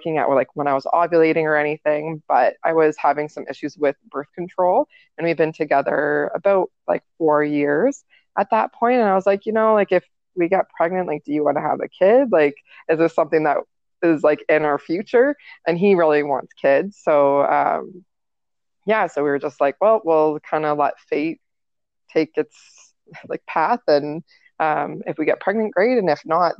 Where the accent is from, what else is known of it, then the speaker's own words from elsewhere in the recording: Kitchener, Ontario, Canada; we're from Ontario, Kitchener, Ontario in Canada